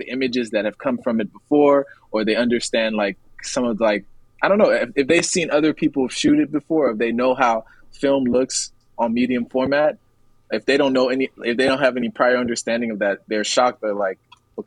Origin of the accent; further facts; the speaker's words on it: Liberia; also born or lived in Atlanta, Georgia, United States / New York, United States / Texas, United States; now in United States; I'm from Liberia, West Africa, and everything, all of my childhood, and even whenever I came to the States, in Atlanta, and in New York, and even a little bit in Texas